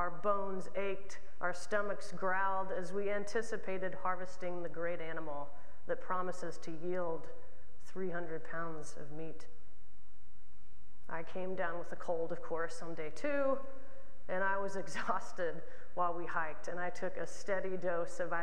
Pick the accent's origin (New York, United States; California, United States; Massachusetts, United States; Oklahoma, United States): Oklahoma, United States; as a queer kid growing up in Oklahoma